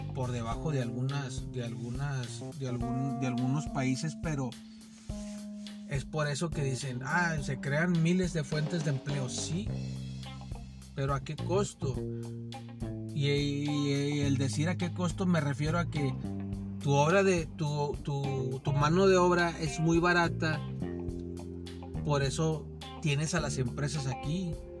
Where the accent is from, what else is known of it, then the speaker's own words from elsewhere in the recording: Mexico; como nosotros mexicanos